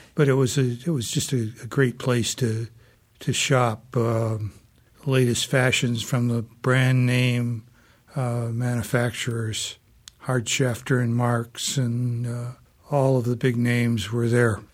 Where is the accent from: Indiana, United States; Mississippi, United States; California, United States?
Indiana, United States; South Bend; I'm a fourth generation South Bender. And uh, growing up in South Bend